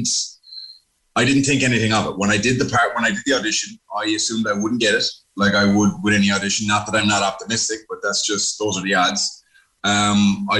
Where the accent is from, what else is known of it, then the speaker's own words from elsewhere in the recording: Cork, Munster, Ireland; also born or lived in New York, United States; I was actually born in New York, and. My folks had moved to New York to make a bit of dollar when that was the time to do it. And I popped out, and 9 years later, we came back to Cork. So we were living in Ballinlock.